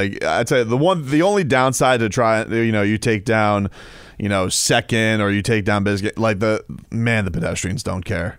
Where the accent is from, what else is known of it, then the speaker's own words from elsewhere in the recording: Broward, Florida, United States; now in Lake Worth, United States; I'm my hometown's Broward. My new hometown's in Lake Worth.